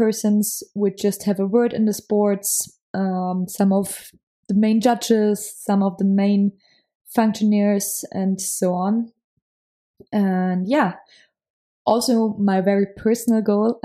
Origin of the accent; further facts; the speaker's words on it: Munich, Bavaria, Germany; accent: German; English is a second language; I'm from Germany. So yeah, if my English sometimes sounds a little bit German, that's the reason why. I come from Munich.